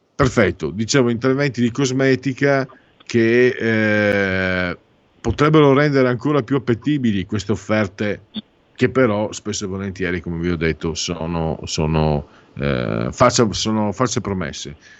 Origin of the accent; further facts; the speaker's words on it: Friuli-Venezia Giulia, Italy; moved away; io vengo dal Friuli